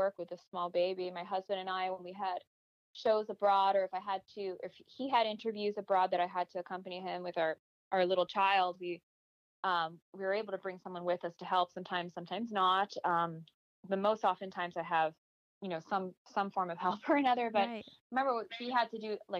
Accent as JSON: {"language": "English", "town": "Miami", "region": "Florida", "country": "United States", "tie": "born or raised there", "also_born_or_lived": "Los Angeles / Nashville", "moved": "yes", "said": "I was raised in Miami in a very bicultural environment."}